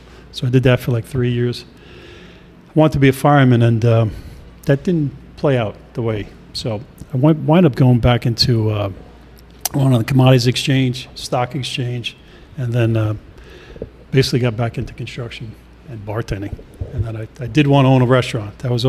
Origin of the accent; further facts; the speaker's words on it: New York City, New York, United States; moved away as an adult; also born or lived in Smyrna, Georgia; now in Georgia, United States; I am from Staten Island, New York.